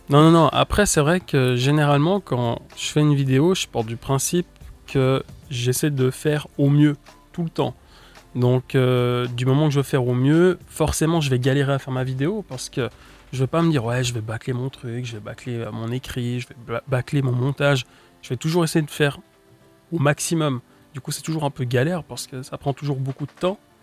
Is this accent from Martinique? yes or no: no; Switzerland; je viens de Suisse, puis j'ai quand même un public plus français que suisse